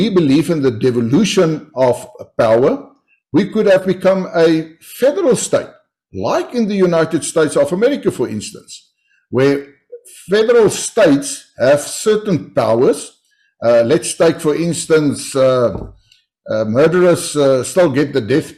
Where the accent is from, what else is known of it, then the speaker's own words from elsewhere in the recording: South Africa; first language Afrikaans; English is a second language; my language, Afrikaans, my mother tongue language